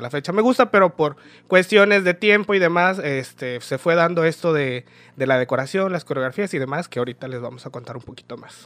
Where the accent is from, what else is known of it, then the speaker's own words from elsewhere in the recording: Nuevo Laredo, Tamaulipas, Mexico; moved away as an adult; now in Ciudad Isla, Mexico; nací aquí en Isla, soy oriundo de Ciudad Isla, pero eh, solamente estudié hasta primer año de primaria, de ahí ya sabes, eh, los papás para buscar el sueño americano, que mis papás decidieron irlo a buscar, nos mudamos este, a otra ciudad, nos fuimos a vivir a Nuevo Laredo, a Tamaulipas, no Texas, Tamaulipas. Y allá estudié lo que fue desde segundo año de primaria hasta mi preparatoria